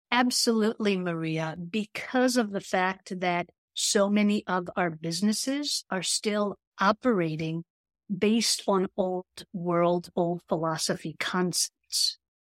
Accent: Israel; I grew up in Israel

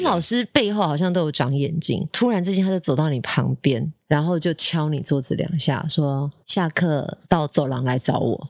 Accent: Taipei, Taiwan; 小时候哦，就在家呀，不 不然就是去台北市立图书馆啊

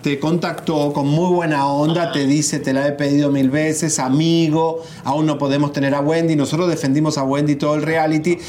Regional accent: Argentina; Yo que soy argentino

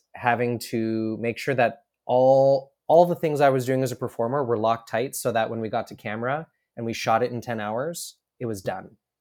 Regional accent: Edmonton, Alberta, Canada; I grew up in Edmonton, Alberta, um, which is prairies, think Midwest America.

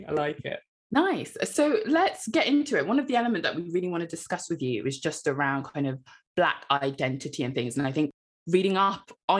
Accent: Devon, South West England, United Kingdom; also born or lived in Congo; I grew up in the Congo, but I actually kind of grew up really, brought up in Devon.

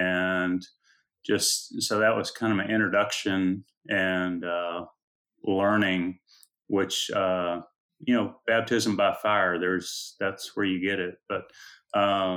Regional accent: Austin, Texas, United States; also born or lived in Houston, Texas; I've been in Austin since I was 5 years old, and never really considered anything other than going to UT.

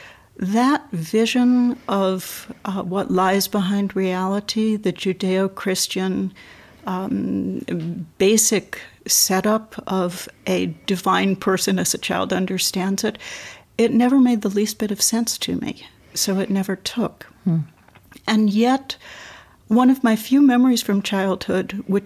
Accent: New York City, New York, United States; moved away; born and raised in New York City

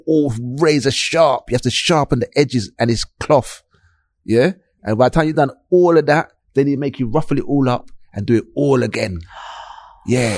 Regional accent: London, United Kingdom; I grew up in South London, uh, Clapham

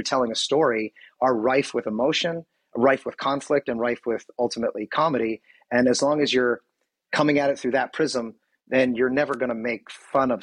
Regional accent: Philadelphia, Pennsylvania, United States; now in Southern California, United States; I'm from Philadelphia. I've lived here for many, many years.

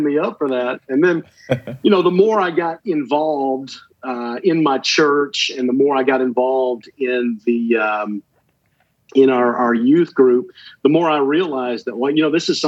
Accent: Atlanta, Georgia, United States; I grew up in the Atlanta area, just kind of on the north side of Atlanta

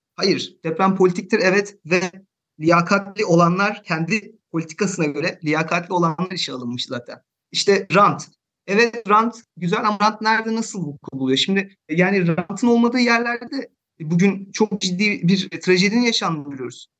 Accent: İzmit, Kocaeli, Turkey; moved away as an adult; now in Hamburg, Germany; ben de İzmitliyim

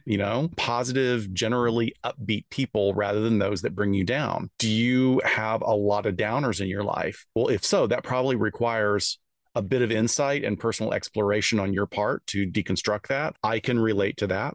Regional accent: the South, United States; I'm from the South

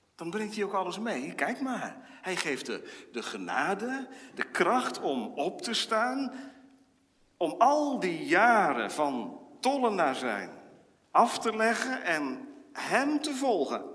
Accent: Wezep, Gelderland, Netherlands; Ik herinner mij uit mijn kindertijd in Wezep

